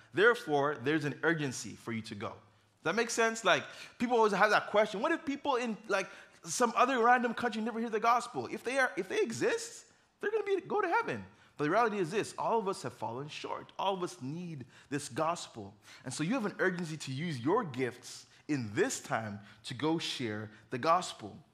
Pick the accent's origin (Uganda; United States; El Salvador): Uganda; moved away; I grew up in Uganda.